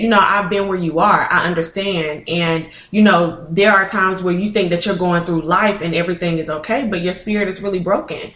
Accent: Fayette, Alabama, United States; I am originally from Fayette, Alabama

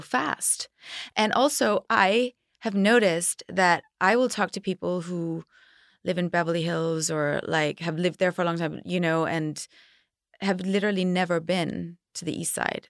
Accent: Denmark; now in Los Angeles, United States; I grew up in Denmark where it was very safe

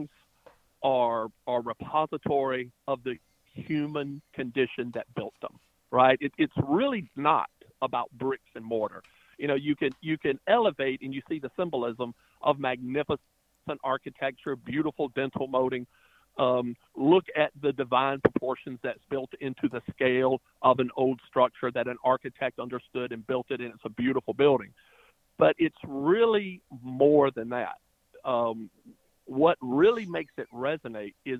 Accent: Prosperity, South Carolina, United States; also born or lived in New York; the buildings I grew up with had been lost, and they were the identifiers for me, for town

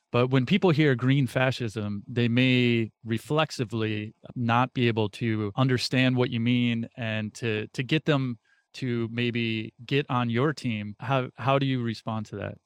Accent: United States; being an American, born into this country

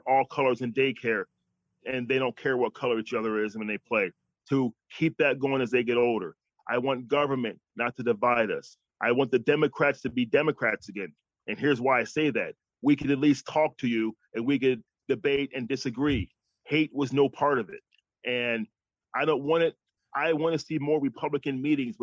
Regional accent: New York, United States; moved away as an adult; now in Texas, United States; I'm from New York. I came to Texas

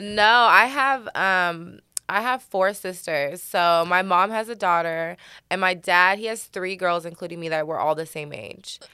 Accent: Oregon, United States; moved away; I'm from Oregon

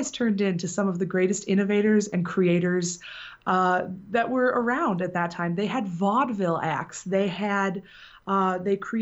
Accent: Benton Harbor, Michigan, United States; I am from Benton Harbor, Michigan, which is in the southwest corner of the state

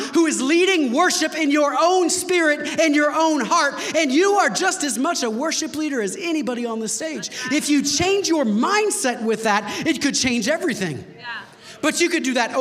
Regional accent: United States; because we're American Christians

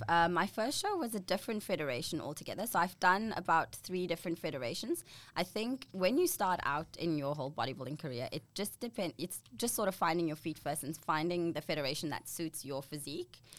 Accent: Namibia; moved away as an adult; now in Australia; I'm from a little country. Well, it's actually quite a big country.

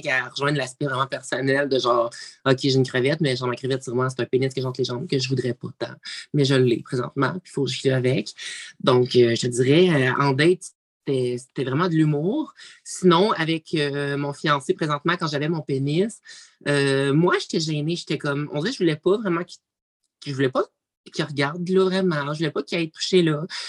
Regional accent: Abitibi-Témiscamingue, Quebec, Canada; je viens de l'Abitibi-Témiscamingue

